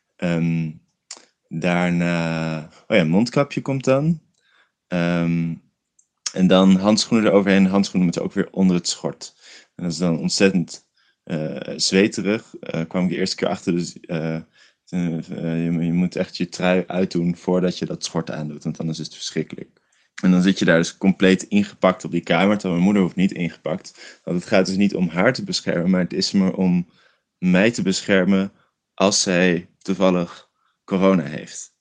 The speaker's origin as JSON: {"language": "Dutch", "town": "Rotterdam", "region": "South Holland", "country": "Netherlands", "moved": "yes", "lives_now": "Rotterdam, Netherlands", "said": "dus toen ben ik opeens terug verhuisd naar Rotterdam, waar ik vandaan kom"}